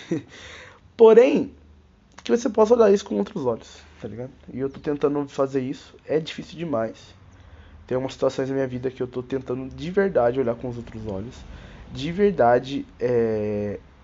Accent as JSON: {"language": "Portuguese", "country": "Brazil", "said": "eu sou brasileiro"}